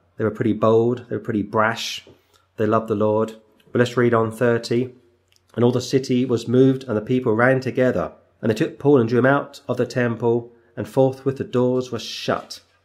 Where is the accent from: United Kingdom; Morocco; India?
United Kingdom; England; as an Englishman